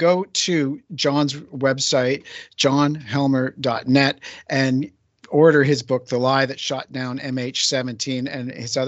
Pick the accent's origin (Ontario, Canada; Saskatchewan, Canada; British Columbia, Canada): British Columbia, Canada; Vancouver Island; born or raised there